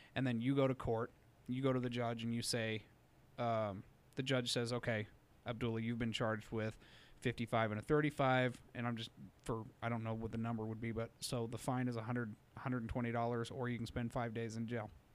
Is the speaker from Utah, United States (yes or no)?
yes; Utah, United States; I was raised in Utah